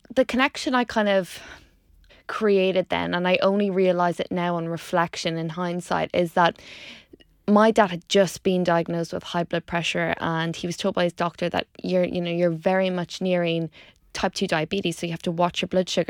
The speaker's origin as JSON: {"language": "English", "town": "Dundalk", "region": "Leinster", "country": "Ireland", "tie": "born or raised there", "also_born_or_lived": "Pontypridd, Wales", "moved": "as an adult", "said": "if you haven't already guessed from the accent, I grew up in Ireland in a place called Dundalk"}